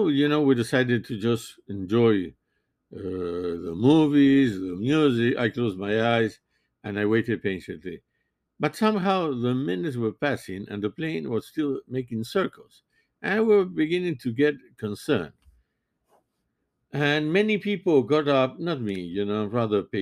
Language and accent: English; Montevideo, Uruguay; now in Miami, United States; I was born in Montevideo, Uruguay